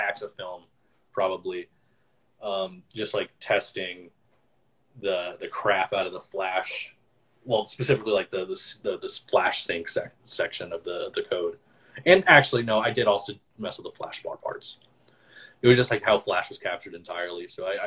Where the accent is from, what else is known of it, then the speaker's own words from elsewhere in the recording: Austin, Texas, United States; I was born in Austin, and I had to move around a lot when I was young because my dad got really sick